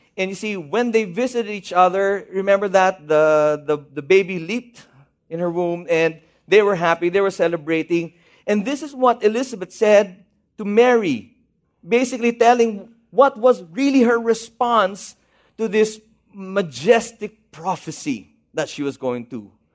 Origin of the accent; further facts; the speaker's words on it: Baguio, Cordillera Administrative Region, Philippines; moved away; I'm from Baguio City